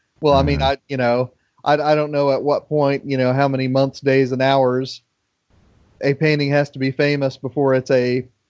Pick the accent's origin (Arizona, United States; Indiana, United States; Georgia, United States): Indiana, United States; Indianapolis; growing up in Indianapolis